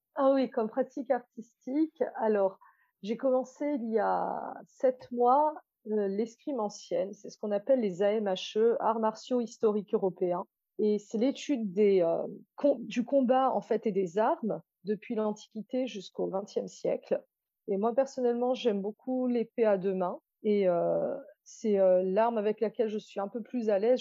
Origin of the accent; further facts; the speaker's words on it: Réunion; Je suis réunionnaise